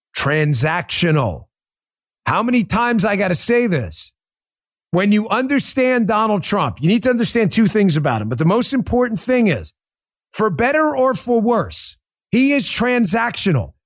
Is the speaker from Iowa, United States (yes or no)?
no; New York, United States; born or raised there